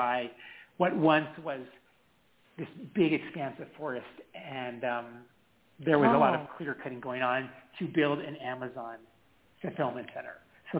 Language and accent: English; California, United States; also born or lived in Georgia; this half Japanese kid from California, living with my black uncle and my white aunt, who is one of my mom's younger sisters